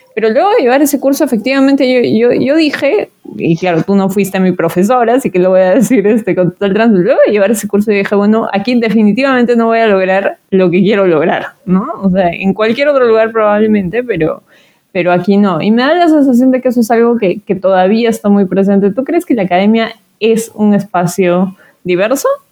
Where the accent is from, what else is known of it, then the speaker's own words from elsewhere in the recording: Cusco, Peru; a mí como cusqueña